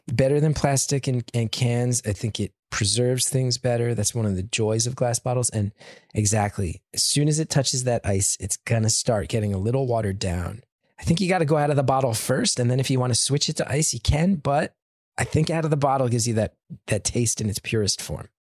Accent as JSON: {"language": "English", "region": "New Jersey", "country": "United States", "tie": "born or raised there", "said": "growing up in New Jersey and doing comedy in New York"}